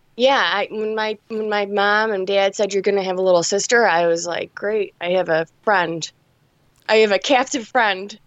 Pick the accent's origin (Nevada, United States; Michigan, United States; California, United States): Michigan, United States; Detroit; I was born in Detroit, and I'm, I'm still here. I'm in a suburb right now, but, yeah, I've, I've been here my whole life